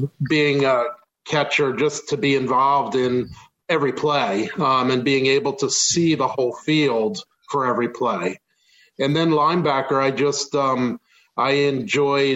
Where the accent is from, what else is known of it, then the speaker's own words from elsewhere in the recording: Montgomery County, a suburb of Philadelphia, Pennsylvania, United States; moved away as an adult; also born or lived in Berks County, Pennsylvania; now in Reading, United States; I am from Montgomery County, a suburb of Philadelphia, born and raised there